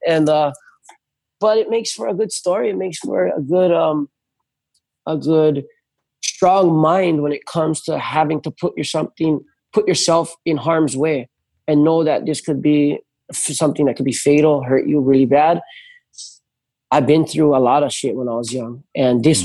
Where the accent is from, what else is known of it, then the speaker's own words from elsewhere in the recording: North Shore, Oahu, Hawaii, United States; I grew up on the North Shore